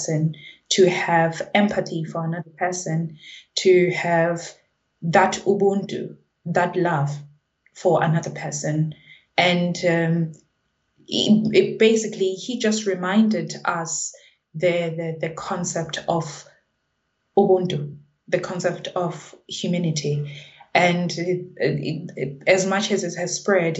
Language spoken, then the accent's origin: English; South Africa; now in United Kingdom; I'm from South Africa, I'm a Zulu speaking person.